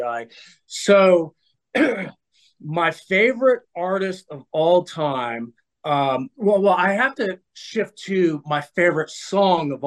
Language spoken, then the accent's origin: English; West Coast, United States; I grew up on the West Coast, so West Coast rap is what I grew up on